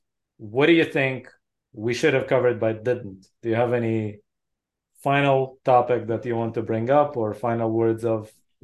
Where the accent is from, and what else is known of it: Israel; born or raised there